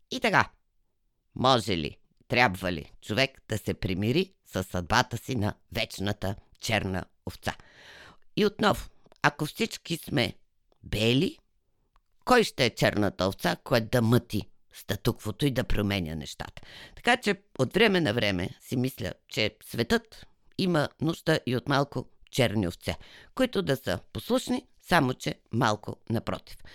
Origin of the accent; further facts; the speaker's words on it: Bulgaria; Пък аз съм българка. Родена съм в България. Живяла съм целия си живот в България. Няма как да не съм българка.